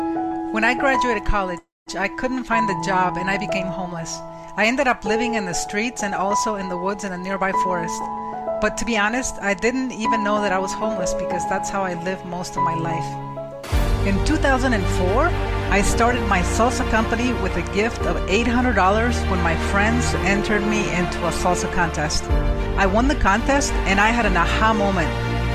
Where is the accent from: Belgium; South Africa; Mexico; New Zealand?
Mexico; moved away; I am from Mexico, and this was life in an orphanage.